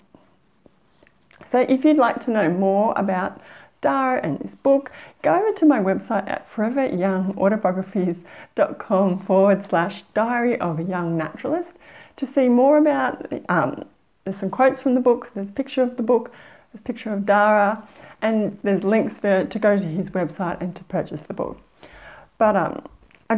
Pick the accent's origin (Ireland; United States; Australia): Australia; as Australian